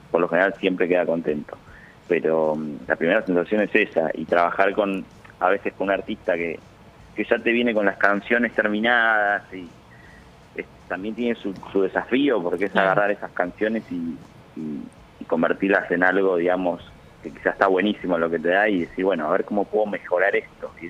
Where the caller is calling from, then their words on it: Buenos Aires, Argentina; de Caballito, Buenos Aires. Quería pedir el tema